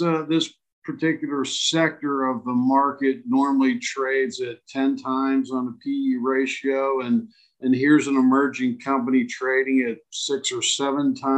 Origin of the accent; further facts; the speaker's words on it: Pittsburgh, Pennsylvania, United States; moved away as an adult; now in Las Vegas, United States; I was born and raised in Pittsburgh